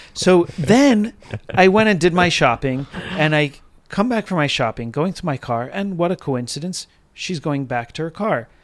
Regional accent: United States; I'm speaking as an American

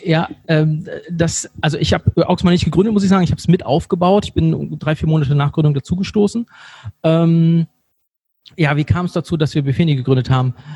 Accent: Bremen, Germany; moved away as an adult; also born or lived in Cologne; now in Monheim, Germany; ich komme ursprünglich aus Bremen. Ich habe 20 Jahre lang in Bremen gewohnt

